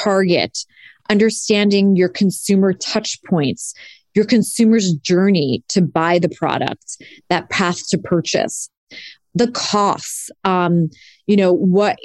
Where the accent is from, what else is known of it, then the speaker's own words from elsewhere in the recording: Cresskill, New Jersey, United States; moved away as an adult; also born or lived in New York City; I am from Northern New Jersey in a town called Crestkill near Tenafly, Englewood